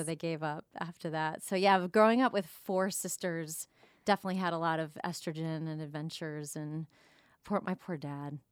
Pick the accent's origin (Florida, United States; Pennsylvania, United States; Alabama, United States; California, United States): Florida, United States; Jupiter; moved away as an adult; also born or lived in Wheaton, Illinois; I grew up in Jupiter, Florida